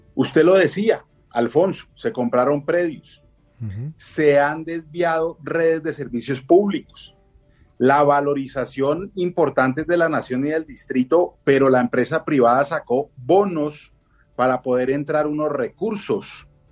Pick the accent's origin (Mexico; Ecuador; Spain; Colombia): Colombia; Bogotá; como bogotano, me dan ganas de llorar